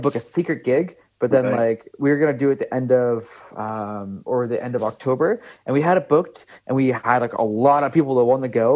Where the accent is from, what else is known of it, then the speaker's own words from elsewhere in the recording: Brantford, Ontario, Canada; moved away as an adult; also born or lived in Nova Scotia / Hamilton / Toronto; now in Amsterdam, Netherlands; I'm from a small town originally called Brantford